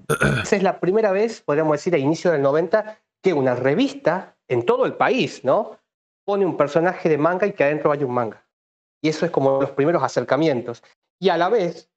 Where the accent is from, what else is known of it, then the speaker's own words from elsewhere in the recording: Tucumán, Argentina; yo soy tucumano en realidad, de hecho justo estoy hablando en Tucumán.